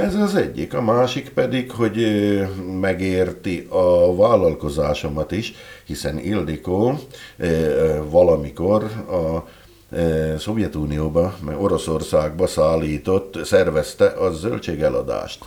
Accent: Dolné Saliby, Trnava Region, Slovakia; moved away as an adult; also born or lived in Rimavská Sobota, Slovakia; now in Tokaj, Hungary; én ugye falun nőttem föl, alsószeli származású vagyok eredetileg

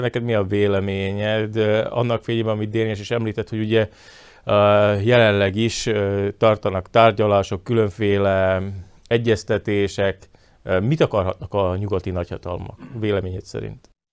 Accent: Slovakia; akik e, magyarként Szlovákiában élünk

